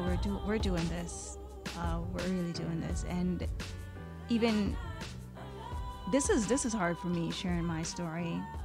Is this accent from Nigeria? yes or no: no; Jamaica; now in Canada; I am Jamaican and I was born in Jamaica, I was raised in Jamaica half of my life.